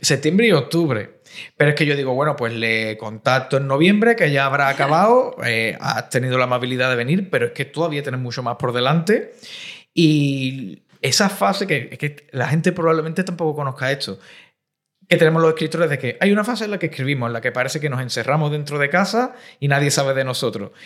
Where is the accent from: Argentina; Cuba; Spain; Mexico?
Spain; Cádiz, Andalusia; now in Madrid, Spain; yo vengo de Cádiz, que es una ciudad un poco más pequeña, y ahora estoy aquí en una gran urbe, en Madrid